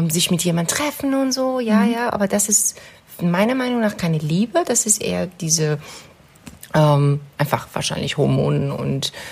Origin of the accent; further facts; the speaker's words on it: Iran; German is a second language; moved away as an adult; now in Germany; Ähm, ich bin im Iran geboren und aufgewachsen. Ich bin ähm, wegen meinem Master nach Deutschland gekommen.